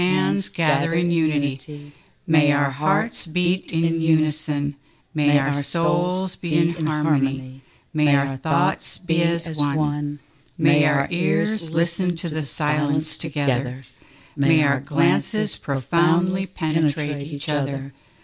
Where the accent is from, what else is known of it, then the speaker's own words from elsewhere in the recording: Minnesota, United States; moved away as an adult; now in Atlanta, United States; I'm originally from Minnesota